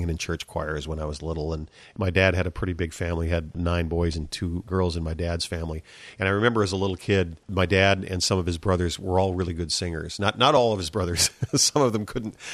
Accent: South Dakota, United States; moved away as an adult; now in Eau Claire, United States; I grew up in South Dakota

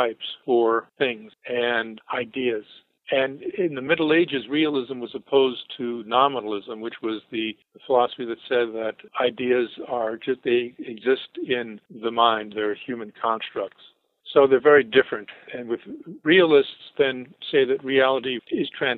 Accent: New Canaan, Connecticut, United States; moved away; very much wanted to get out of my hometown, which was New Canaan

